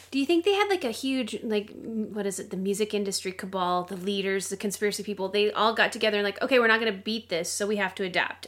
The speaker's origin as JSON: {"language": "English", "country": "United States", "said": "I'm American."}